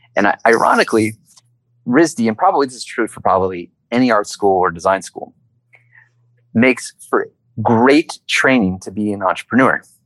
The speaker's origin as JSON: {"language": "English", "town": "Lawrenceville", "region": "Georgia", "country": "United States", "tie": "born or raised there", "said": "I grew up in a really small town in the state of Georgia a uh, place called Lawrenceville"}